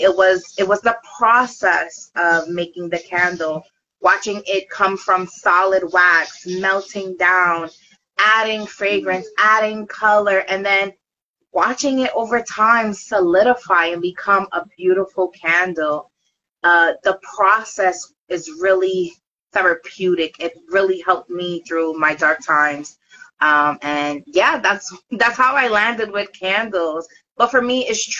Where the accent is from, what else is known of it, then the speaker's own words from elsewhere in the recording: Brooklyn, New York, United States; I'm from Brooklyn